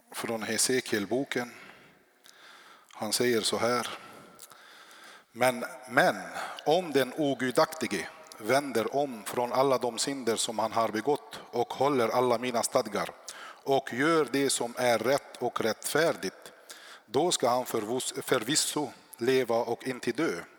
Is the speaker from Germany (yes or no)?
no; South Lebanon, Lebanon; now in Sweden; jag är född i Libanon, i södra Libanon. I uppväxt i kriget där så kom jag till Sverige år 99